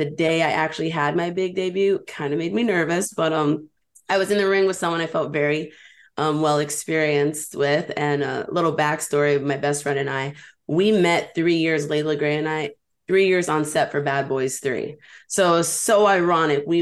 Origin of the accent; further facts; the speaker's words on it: New York, United States; And we're both Hispanic, and we're both from New York.